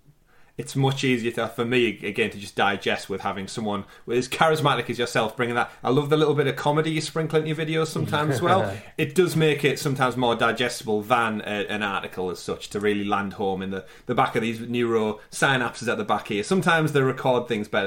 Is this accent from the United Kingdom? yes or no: yes; United Kingdom; as a Brit